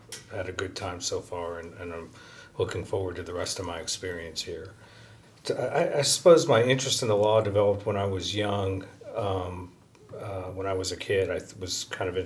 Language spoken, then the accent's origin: English; Kansas, United States; moved away as an adult; also born or lived in Northern Kentucky; I grew up in Kansas and went to high school in Kansas.